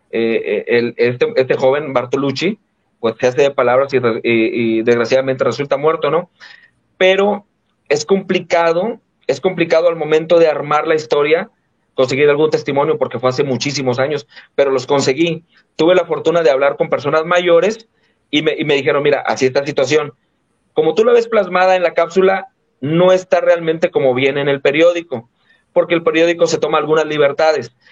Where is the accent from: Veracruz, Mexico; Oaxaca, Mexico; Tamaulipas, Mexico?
Tamaulipas, Mexico; Tampico; de este lado de la Tamaulipas, de donde yo soy, del Golfo, la Mainero